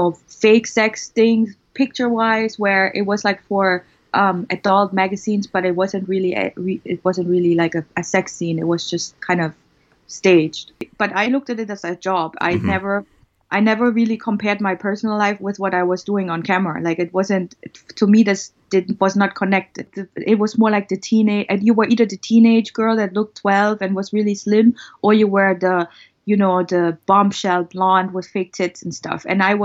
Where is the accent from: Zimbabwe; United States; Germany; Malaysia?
Germany; East Germany; Yeah, I was born in East Germany. That's the former communist part of Germany. And when I was born, Germany was still divided. And I experienced the wall falling at age 10.